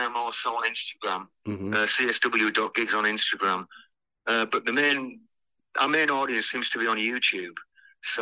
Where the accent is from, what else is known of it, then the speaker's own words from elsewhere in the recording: Bradford, Yorkshire and the Humber, United Kingdom; I'm from Bradford in Yorkshire, and there's obviously a massive Asian community up here. So I have grown up, all my friends, you know, went to school with a mixed community